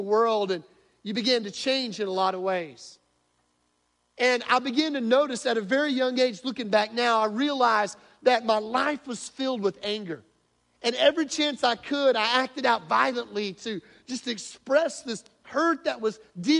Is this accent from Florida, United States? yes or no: no; Northwest Arkansas, United States; moved away; growing up in Northwest Arkansas